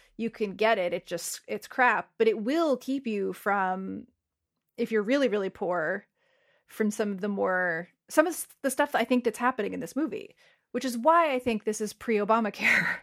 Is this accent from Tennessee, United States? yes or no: no; Saddle Brook / Glen Rock, Northern New Jersey, United States; I moved from Saddleburg to Glen Rock between, uh, middle school and high school